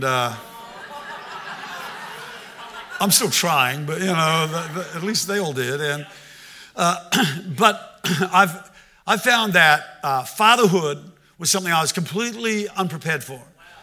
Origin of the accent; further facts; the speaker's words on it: Australia; I'm Australian